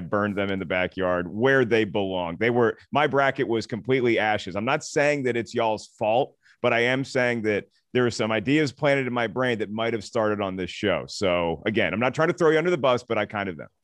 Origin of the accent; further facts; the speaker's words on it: East Coast, United States; now in Los Angeles, United States; I'm from the East Coast